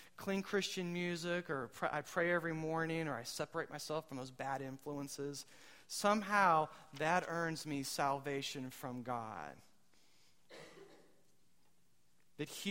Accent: United States; I'm American

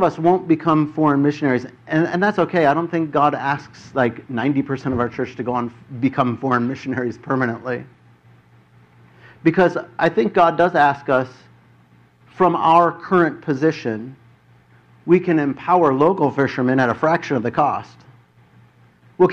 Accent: United States; I'm from America

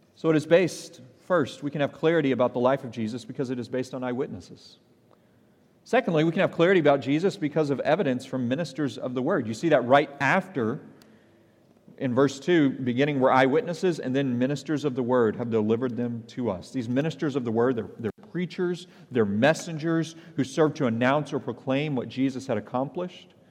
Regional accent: the South, United States; I'm a Southerner by background

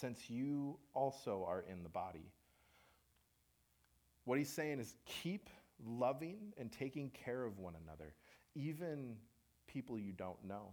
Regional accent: Minnesota, United States; we're from Minnesota

